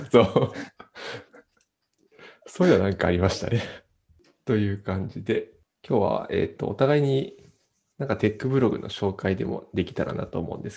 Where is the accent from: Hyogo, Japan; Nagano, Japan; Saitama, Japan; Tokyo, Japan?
Nagano, Japan; 長野なんで、雪はそこそこ降るんで